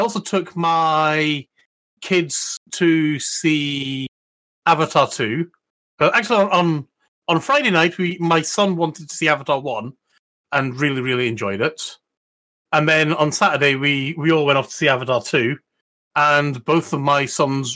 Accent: Scotland, United Kingdom; being Scottish

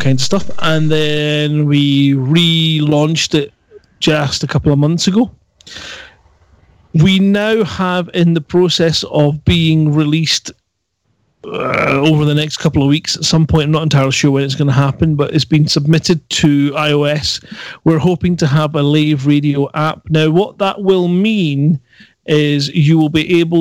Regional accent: Scotland, United Kingdom; accent: Scottish; my Scottish accent

